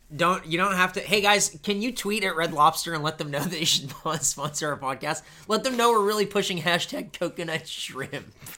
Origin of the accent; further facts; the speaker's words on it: East County, California, United States; We grew up in East County